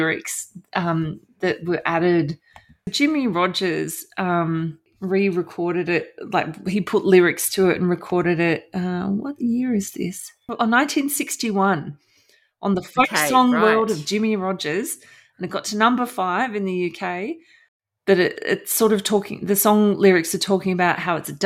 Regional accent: Australia; moved away as an adult; also born or lived in South West England; I'm a journalist from Australia

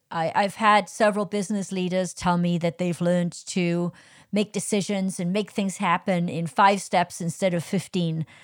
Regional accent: Wales, United Kingdom; I'm Welsh, I'm not English, I'm Welsh

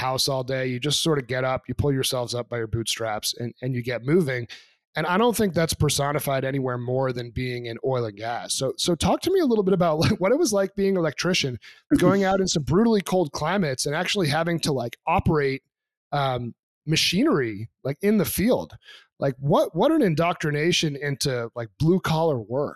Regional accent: New Hampshire, United States; I'm actually from New Hampshire. So I grew up just a little bit south of the Canadian border onto Quebec.

